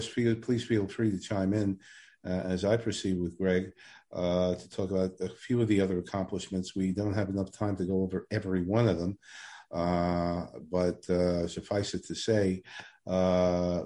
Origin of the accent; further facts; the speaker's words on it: New York, United States; accent: Brooklyn; moved away; I come from New York, if you can hear my Brooklyn accent